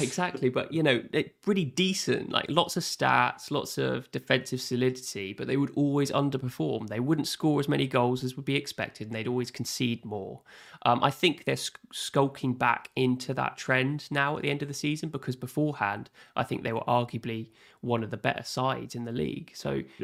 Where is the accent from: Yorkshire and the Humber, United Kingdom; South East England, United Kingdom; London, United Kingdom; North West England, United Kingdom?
South East England, United Kingdom; Southampton; I'm from Southampton